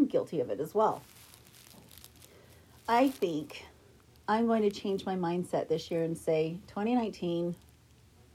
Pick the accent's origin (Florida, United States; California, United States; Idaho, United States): Idaho, United States; Idaho Falls; I grew up in Idaho Falls, Idaho